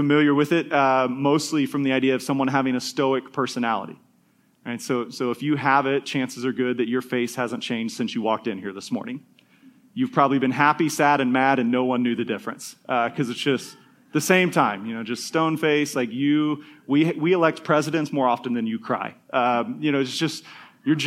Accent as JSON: {"language": "English", "country": "United States", "said": "us as American Christians"}